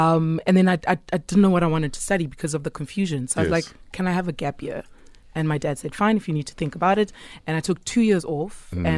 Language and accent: English; Soweto, Gauteng, South Africa; I'm from Soweto.